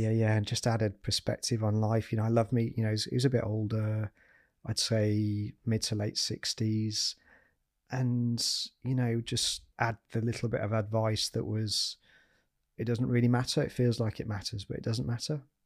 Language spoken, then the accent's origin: English; Yorkshire and the Humber, United Kingdom; I'm a Yorkshireman